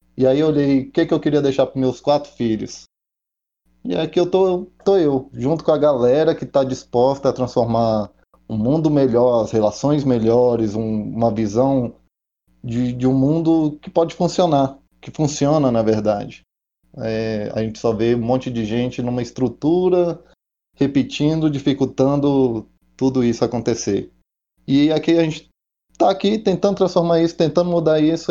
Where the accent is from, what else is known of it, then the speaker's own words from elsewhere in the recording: Brasília, Federal District, Brazil; nascido e criado aqui em Brasília mesmo